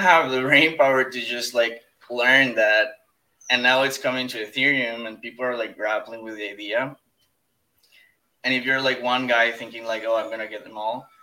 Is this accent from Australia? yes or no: no; Ecuador; I'm from Ecuador